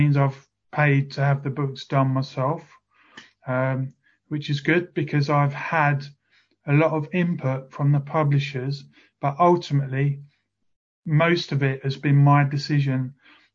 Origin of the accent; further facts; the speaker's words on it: Bromsgrove, West Midlands, United Kingdom; also born or lived in South of England; now in Chatham, United Kingdom; I was born in Bromsgrove, and I moved down south to live with my dad